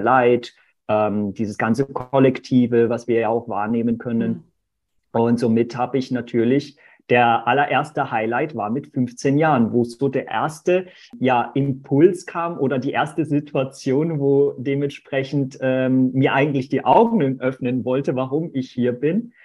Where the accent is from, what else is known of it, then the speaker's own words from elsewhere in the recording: Portugal; now in Germany; ich bin ja gar nicht gebürtig aus Deutschland, sondern in Portugal tatsächlich geboren.